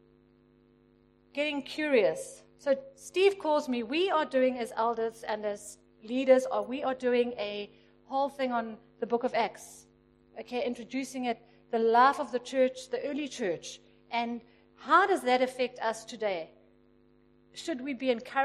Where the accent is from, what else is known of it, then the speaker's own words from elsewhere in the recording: Pietermaritzburg, KwaZulu-Natal, South Africa; I grew up in Pietermaritzburg